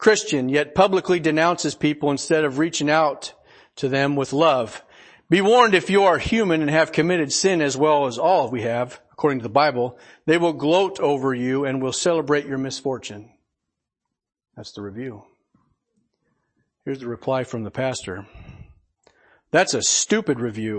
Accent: Portland, United States; I grew up over in Portland.

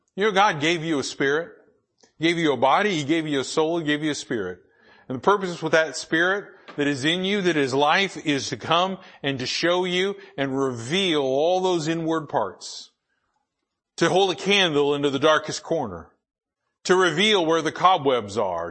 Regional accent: United States; I was born in the United States of America

